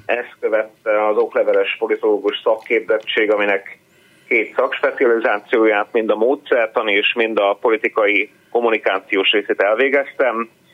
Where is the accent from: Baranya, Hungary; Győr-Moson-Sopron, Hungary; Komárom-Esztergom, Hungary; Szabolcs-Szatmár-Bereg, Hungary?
Szabolcs-Szatmár-Bereg, Hungary; Tiszalök; also born or lived in Budapest; now in Nyíregyháza, Hungary; Én Iregyháza mellett uh-huh. egy kis településen, Tiszelökön születtem, ott dobban a szív.